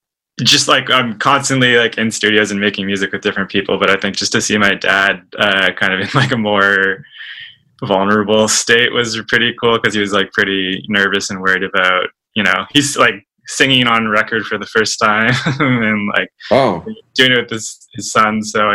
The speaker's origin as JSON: {"language": "English", "town": "Toronto", "region": "Ontario", "country": "Canada", "tie": "born or raised there", "said": "Yeah, in the East End, Toronto."}